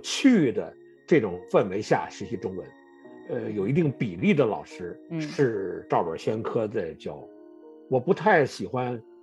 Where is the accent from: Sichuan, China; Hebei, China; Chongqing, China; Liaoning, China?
Hebei, China; moved away as an adult; also born or lived in Florida, United States; now in Greater Washington area, United States; 我也是来到河北啊，一晃来美国啊二十一年了，做中文哇老师也做了二十一年了啊